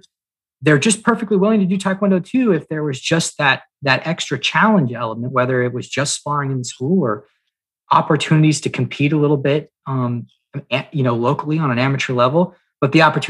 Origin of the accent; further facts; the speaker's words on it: the South, United States; And I'm from the South, so I can say this.